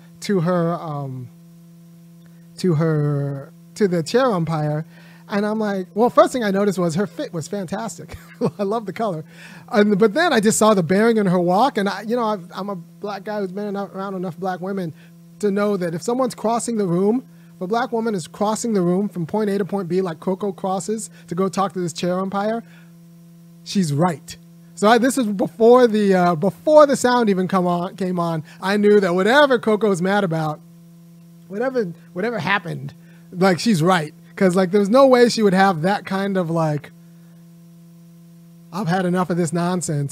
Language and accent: English; Southern California, United States; I grew up in Southern California